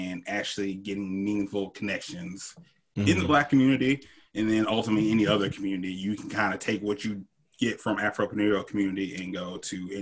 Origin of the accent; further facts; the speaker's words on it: Decatur, Georgia, United States; moved away as an adult; now in Nashville, United States; I grew up in Decatur, Georgia.